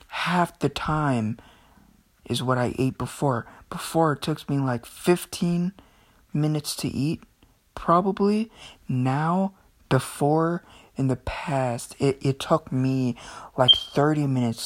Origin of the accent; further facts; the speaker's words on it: Philippines; I'm Filipino